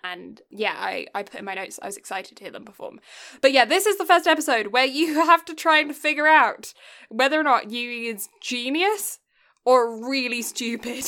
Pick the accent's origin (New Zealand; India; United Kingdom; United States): United Kingdom; south of England; first language English; now in Canada; I was born in the south of England